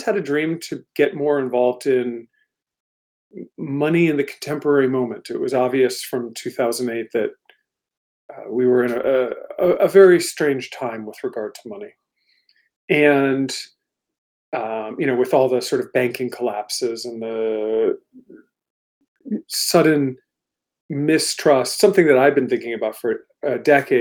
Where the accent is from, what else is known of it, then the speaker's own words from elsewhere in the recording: Washington, D.C. area, Maryland, United States; moved away as an adult; also born or lived in London, United Kingdom; now in Portland, United States; I grew up in the Washington, D.C. area, actually in Maryland